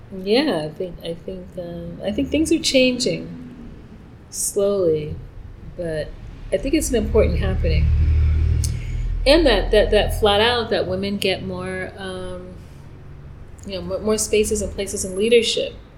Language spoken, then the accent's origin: English; New York, United States; moved away as an adult; now in Mérida, Mexico; I'm from New York